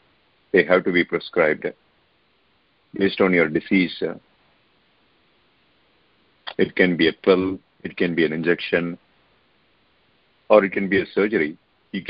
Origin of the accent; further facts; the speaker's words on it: India; moved away; I remember growing up in India